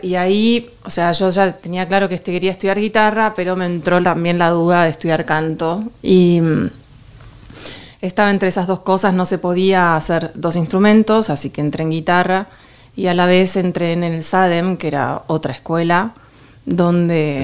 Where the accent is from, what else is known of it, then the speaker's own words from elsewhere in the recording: Buenos Aires, Argentina; moved away as an adult; now in Madrid, Spain; siendo de Buenos Aires